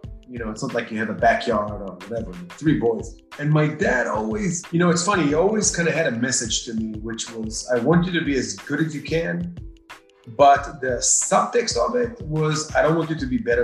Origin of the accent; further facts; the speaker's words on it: Israel; moved away as an adult; now in United States; my growing up in Israel.